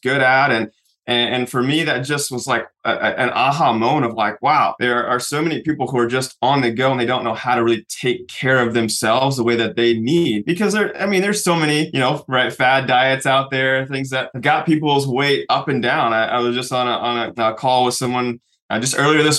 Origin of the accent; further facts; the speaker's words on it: Oklahoma City, Oklahoma, United States; I grew up in Oklahoma City